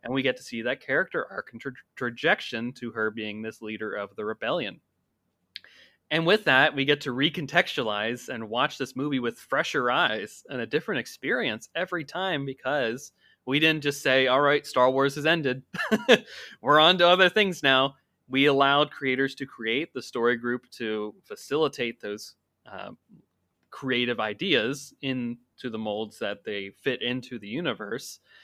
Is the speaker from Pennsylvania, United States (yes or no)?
yes; Pennsylvania, United States; growing up in Pennsylvania